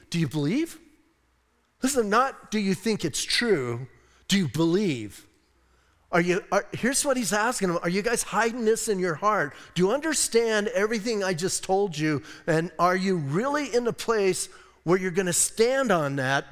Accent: Bisbee, Arizona, United States; I'm from Bisbee

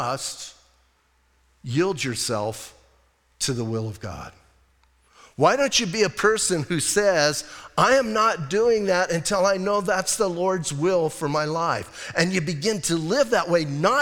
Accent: Bisbee, Arizona, United States; now in Sierra Vista, United States; I'm from Bisbee. We in Bisbee, hey, when I was growing up, we thought, you know, if we got outside that tunnel and got to Tucson, that was a big deal

